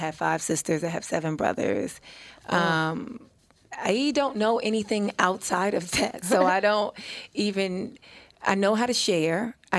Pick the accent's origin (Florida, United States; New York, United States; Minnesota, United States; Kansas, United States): New York, United States; New York City; also born or lived in Brooklyn, New York; now in Los Angeles, United States; I was born in Brooklyn, but I grew up in Harlem. But I live in L.A.